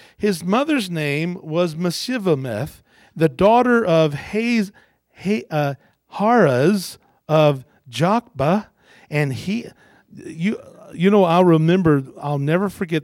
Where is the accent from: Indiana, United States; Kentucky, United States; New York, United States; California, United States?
Kentucky, United States; I was born in Kentucky because I wanted to be close to my mom when I was born